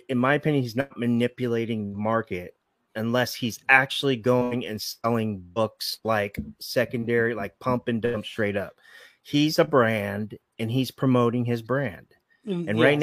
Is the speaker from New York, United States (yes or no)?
yes; Buffalo, New York, United States; I'm from Buffalo.